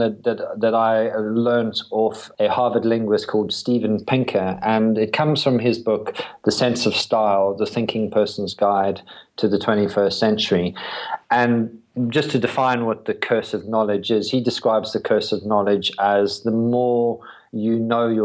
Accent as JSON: {"language": "English", "country": "South Africa", "tie": "born or raised there", "also_born_or_lived": "London / Brighton", "moved": "as an adult", "lives_now": "United Kingdom", "said": "I was born in South Africa"}